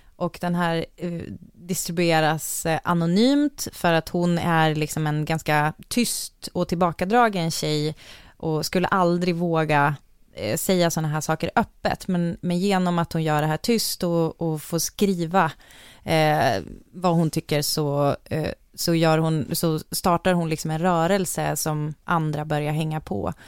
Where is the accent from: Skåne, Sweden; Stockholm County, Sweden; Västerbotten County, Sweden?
Västerbotten County, Sweden; Umeå; jag växte upp i Umeå